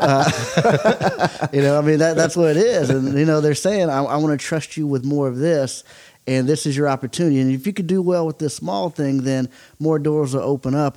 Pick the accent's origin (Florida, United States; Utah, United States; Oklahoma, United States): Oklahoma, United States; growing up in Oklahoma, baseball is is very very big.